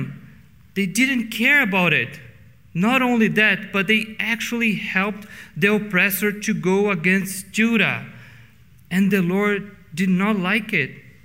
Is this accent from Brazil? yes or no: yes; Brazil; English is a second language; now in Canada; In Brazil, I have to be aware that I enjoy a position of privilege